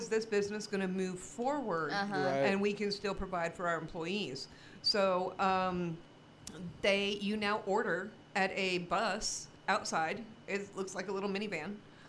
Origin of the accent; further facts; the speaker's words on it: the South, United States; I'm not a good old boy. I was raised in the South by a good Christian family.